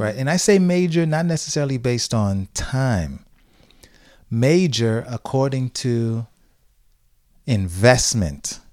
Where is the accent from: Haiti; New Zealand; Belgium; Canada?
Haiti; now in Tampa, United States; when I was growing up in Haiti